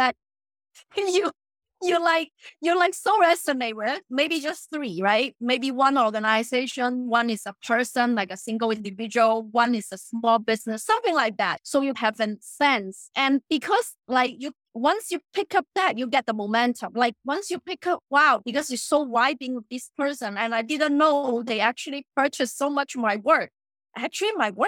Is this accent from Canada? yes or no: no; China; moved away; I grew up in China.